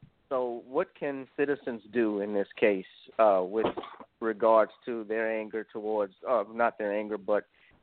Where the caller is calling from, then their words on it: New Orleans, Louisiana, United States; I'm calling from New Orleans.